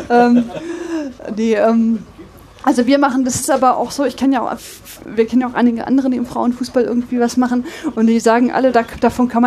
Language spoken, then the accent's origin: German; Braunschweig, Lower Saxony, Germany; now in Dortmund, Germany; Ich komme aus Braunschweig.